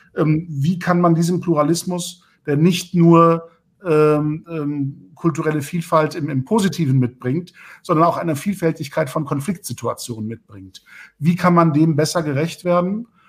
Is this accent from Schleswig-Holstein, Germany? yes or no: yes; Lübeck, Schleswig-Holstein, Germany; in meiner Heimatstadt Lübeck Abitur gemacht